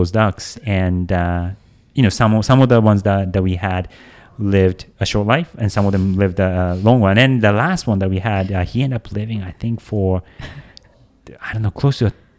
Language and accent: English; Japan; also born or lived in Tokyo; I come from Japan. I was born in Tokyo, but pretty quickly after my brother and I, I'm a twin.